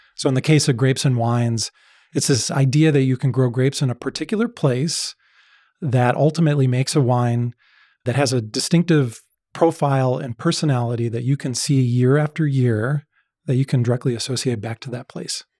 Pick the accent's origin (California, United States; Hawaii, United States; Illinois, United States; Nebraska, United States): Illinois, United States; outside Chicago; so I grew up outside Chicago.